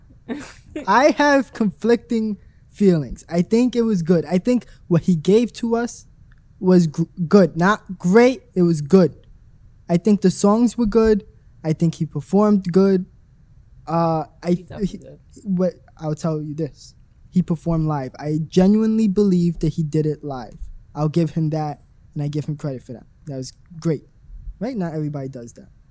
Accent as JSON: {"language": "English", "region": "New York", "country": "United States", "said": "As a New Yorker"}